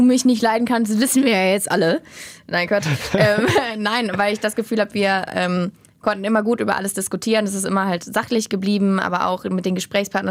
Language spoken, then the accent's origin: German; Rhein-Erft-Kreis, North Rhine-Westphalia, Germany; now in Cologne, Germany; Ich komme eigentlich aus dem Er-, Rhein-Erft-Kreis